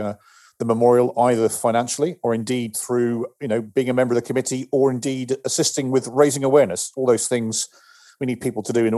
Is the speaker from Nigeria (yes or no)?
no; United Kingdom; now in United States; as a Brit living in America